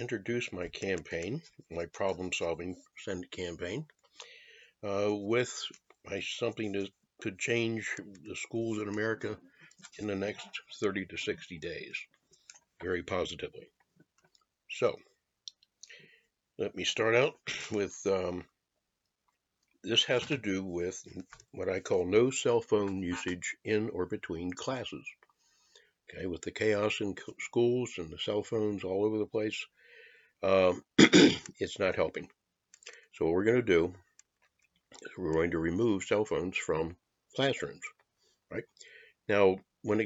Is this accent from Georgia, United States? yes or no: no; Maryland, United States; also born or lived in Washington, D.C.; I grew up pretty much in Maryland, but born in D.C. those first years